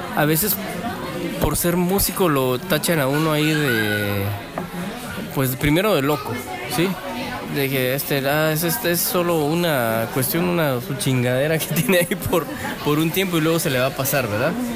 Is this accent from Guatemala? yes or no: yes; Guatemala; como chapines